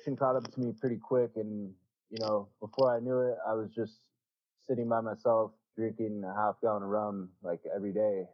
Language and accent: English; Prineville, Oregon, United States; I moved back to my hometown, which is Prineville.